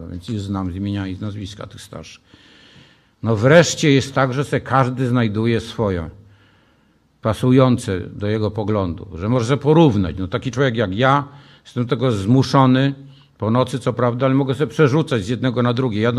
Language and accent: Polish; Warsaw, Masovian Voivodeship, Poland